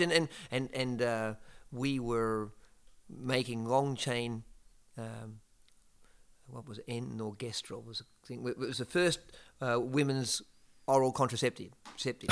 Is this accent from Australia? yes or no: yes; Geelong, Victoria, Australia; moved away; In a place called, uh, Geelong, uh, south of Melbourne in, uh, Australia